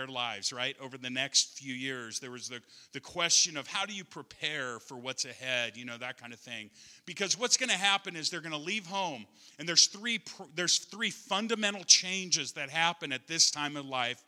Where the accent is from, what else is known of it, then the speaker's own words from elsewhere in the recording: Ord, Nebraska, United States; moved away as an adult; also born or lived in North Carolina / Colorado; I'm from Ord, Nebraska